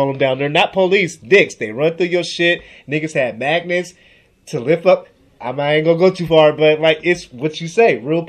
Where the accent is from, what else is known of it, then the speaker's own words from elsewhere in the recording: Seattle, Washington, United States; I'm from Seattle. I made the mistake of telling them that I was from Seattle.